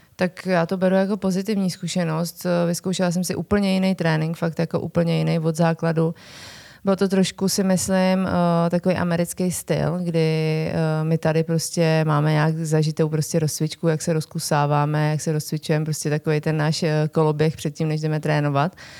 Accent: Liberec, Liberec Region, Czechia; also born or lived in Jablonec nad Nisou; já jsem teda původně z Liberce

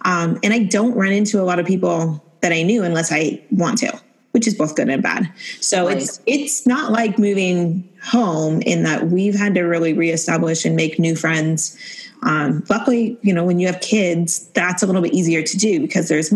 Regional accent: Oregon, United States; moved away as an adult; also born or lived in Arizona / Jacksonville, Florida; I was not one of those people that was, you know, tied to my hometown and where I wanted to be in the same place all my life. So as soon as high school was over, I left Oregon

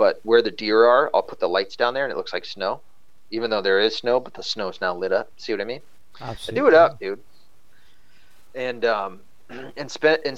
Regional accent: the South, United States; I was from the South, which I am

